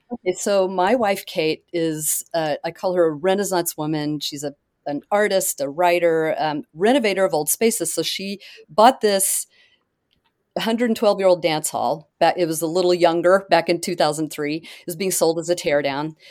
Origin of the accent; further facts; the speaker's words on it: Oklahoma, United States; moved away; I grew up in Oklahoma.